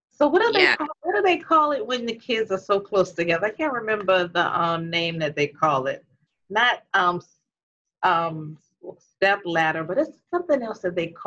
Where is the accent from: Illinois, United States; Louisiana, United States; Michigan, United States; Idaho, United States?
Louisiana, United States; New Orleans; now in Atlanta, United States; we are actually all from New Orleans. We are really biological sisters.